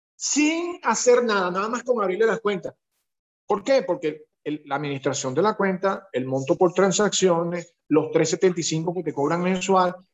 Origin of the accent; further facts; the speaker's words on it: Venezuela; now in Curaçao; Nosotros somos venezolanos